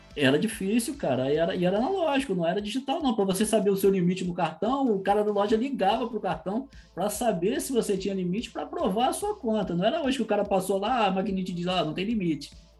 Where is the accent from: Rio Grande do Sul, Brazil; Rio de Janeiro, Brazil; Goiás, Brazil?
Rio de Janeiro, Brazil; Saquarema; Eu nasci em Saquarema